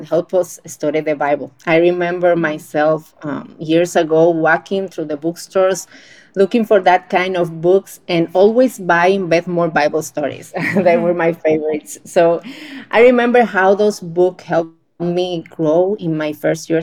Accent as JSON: {"language": "English", "country": "Dominican Republic", "said": "I'm from Dominican Republic, a small island in the Caribbean where it's always hot all the time"}